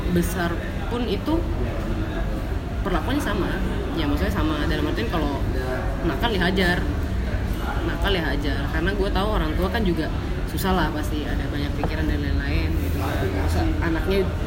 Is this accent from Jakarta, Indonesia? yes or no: no; Ambon, Maluku, Indonesia; also born or lived in Surabaya; gue lahirnya di Surabaya itu karena uh, waktu itu cuman vis apa liburan doang jadi hmm. lagi pas liburan terus kayak brojolnya di sana gitu hmm. kan terus balik lagi pas gue udah masih bayi itu karena rumah kan di Ambon